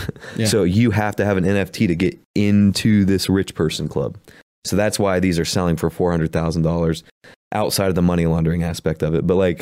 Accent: Appalachia, United States; accent: Appalachian; We're from Appalachia, so we say world weird.

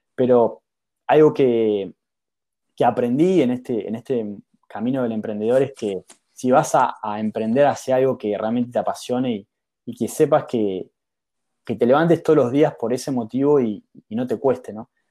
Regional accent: Mar del Plata, Buenos Aires Province, Argentina; moved away as an adult; also born or lived in San Francisco; now in California, United States; yo nací en Mar del Plata, que es una ciudad de Argentina

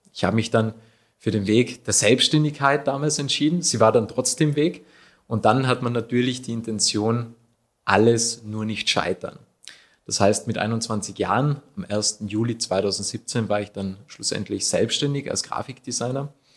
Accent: Achensee, Tyrol, Austria; Woher komme ich? Ursprünglich vom Aachensee.

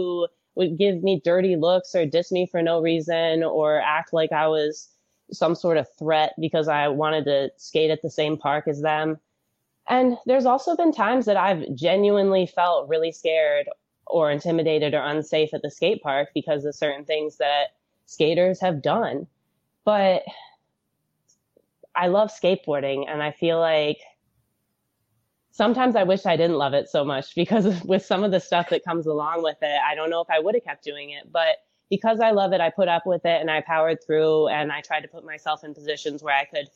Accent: Michigan, United States; I grew up in Michigan, where we get a lot of snow

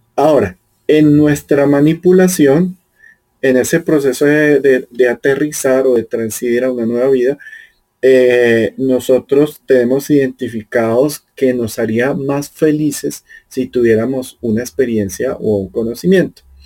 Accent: Colombia; yo soy colombiano, vivo aquí en Sudamérica

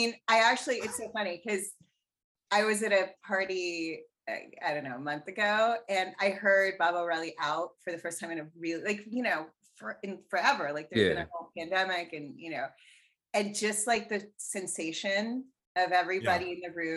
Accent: Canada; I'm Canadian

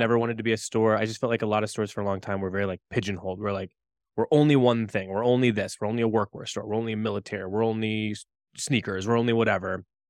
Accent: Indiana, United States; also born or lived in Chicago; now in Boulder, United States; I'm from Indiana originally, Chicago for a long time, Boulder now.

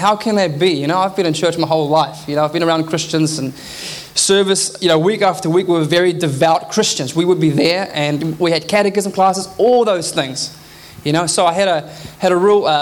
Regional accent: South Africa; now in Auckland, New Zealand; I grew up in South Africa

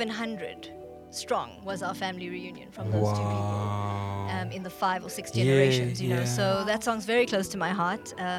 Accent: South Africa; because it's really how our journey as Indians in South Africa started. We came from the Canelands. We were brought here as slaves to work the sugarcane fields.

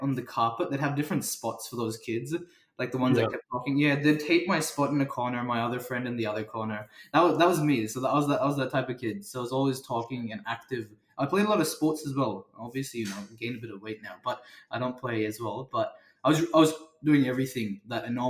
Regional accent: Australia; I was born in Australia

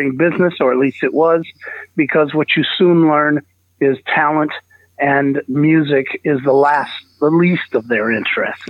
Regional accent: San Diego, California, United States; I grew up in, born and raised in Southern California, San Diego to be specific

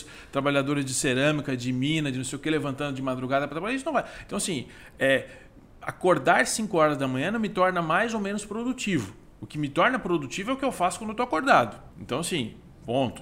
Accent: Criciúma, Santa Catarina, Brazil; Criciúma, natural, crescido, nascido e criado em Criciúma, Santa Catarina

